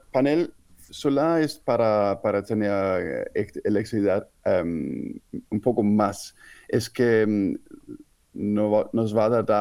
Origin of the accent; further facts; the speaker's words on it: Denmark; moved away; also born or lived in Switzerland / Spain / Netherlands; como soy danés